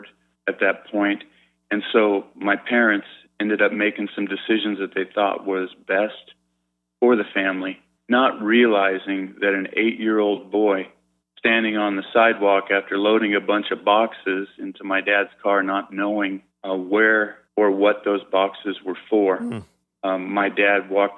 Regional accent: San Diego, California, United States; I grew up in San Diego

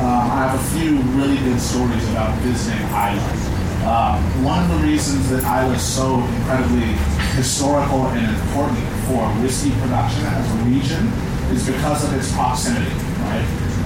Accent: Seattle, Washington, United States; I'm from Seattle, Washington

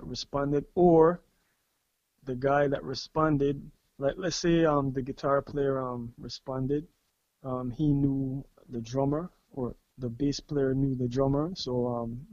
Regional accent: Belize; right here in Belize. Born and raised in Belize.

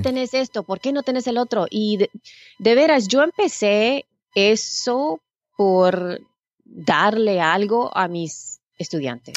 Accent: San Salvador, El Salvador; now in United States; Yo nací en El Salvador, en San Salvador.

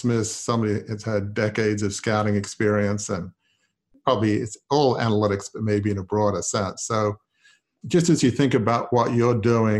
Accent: Australia; now in Washington, D.C., United States; I grew up in Australia, which is kind of the land of cricket. So I've lived here a long time

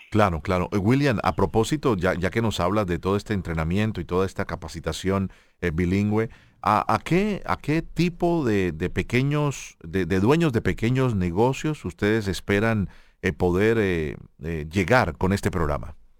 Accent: Colombia; yo como colombiano

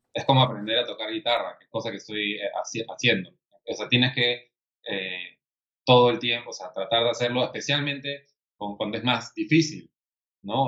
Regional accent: Peru

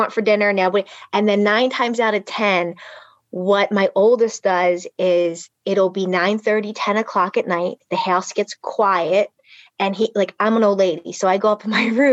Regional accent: Philadelphia, Pennsylvania, United States; I grew up in Philly, really tough neighborhood.

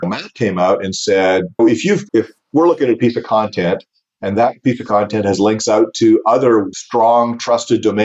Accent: Canada; Growing up in Canada

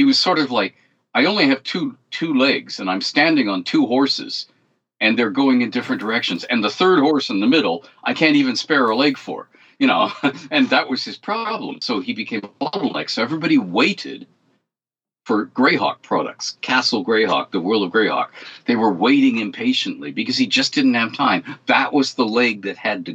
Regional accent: Canada; I'm Canadian

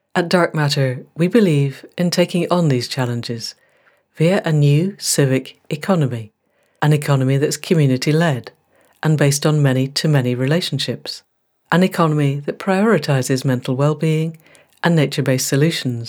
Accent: Scotland, United Kingdom; also born or lived in Newmarket; I'm being Scottish.

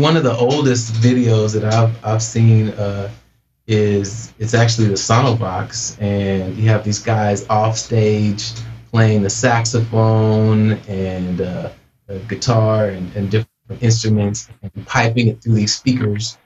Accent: Portland, United States; moved away as an adult; also born or lived in Los Angeles; I grew up in Portland, started producing music out there

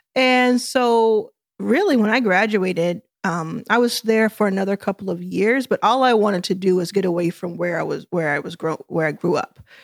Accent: Dallas, Texas, United States; also born or lived in Jackson, Mississippi; I grew up in Dallas, Texas

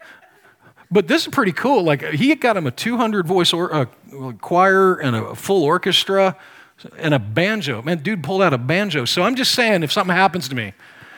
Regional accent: Nebraska, United States; I grew up in Nebraska

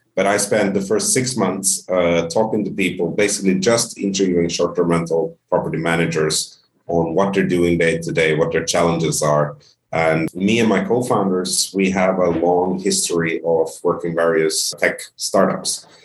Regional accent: Finland; also born or lived in Sweden / Spain / United Kingdom; now in Ontario, Canada; grew up in Finland. I consider myself Finnish and, and soon to be Canadian

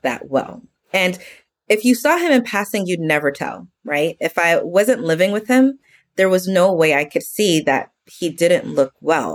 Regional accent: New York, United States; now in Texas, United States; I'm from New York originally and I live in Texas now

